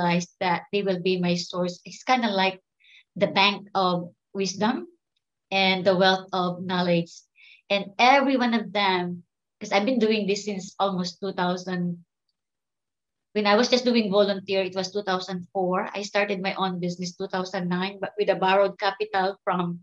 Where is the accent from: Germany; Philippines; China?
Philippines; moved away as an adult; now in Houston, United States; I came from the Philippines long time ago.